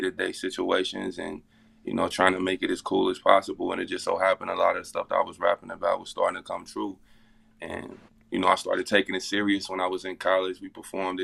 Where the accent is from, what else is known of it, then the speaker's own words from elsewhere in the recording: Cincinnati, Ohio, United States; I'm from Cincinnati, Ohio